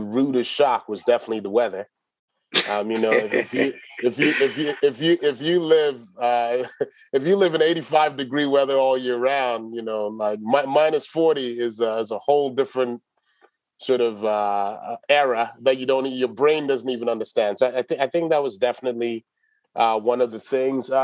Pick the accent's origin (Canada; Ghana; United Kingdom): Ghana; moved away as an adult; also born or lived in St. Paul, Minnesota; now in United States; I was born and raised in Ghana, lived there till I was 17. And then I left Ghana to move to the States to come to college here